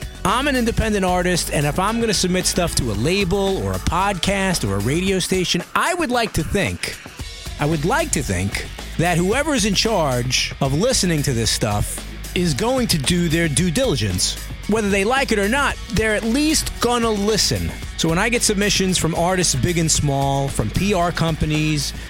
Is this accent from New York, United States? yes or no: yes; New York City, New York, United States; Brooklyn, New York, my hometown